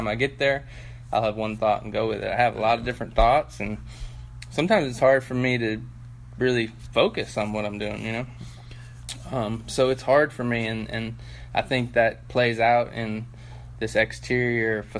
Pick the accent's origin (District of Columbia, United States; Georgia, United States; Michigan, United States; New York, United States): District of Columbia, United States; Washington; moved away; also born or lived in Cleveland, Ohio; I grew up playing basketball in Washington D.C.